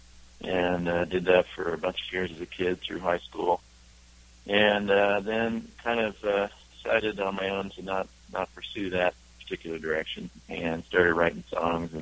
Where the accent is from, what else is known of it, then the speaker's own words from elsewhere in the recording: California, United States; moved away as an adult; now in Wyoming, United States; I grew up in California